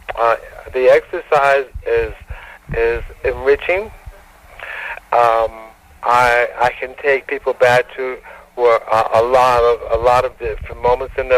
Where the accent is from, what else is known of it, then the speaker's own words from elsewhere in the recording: Detroit, Michigan, United States; now in Marina Del Rey, United States; I grew up in Detroit